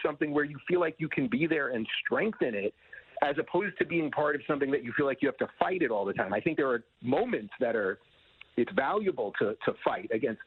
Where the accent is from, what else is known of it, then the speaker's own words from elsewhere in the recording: New York, United States; now in Florida, United States; I'm originally from New York